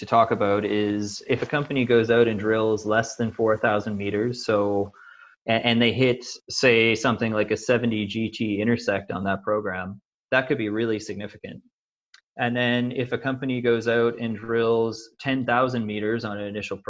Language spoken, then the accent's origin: English; Canada; I'm Canadian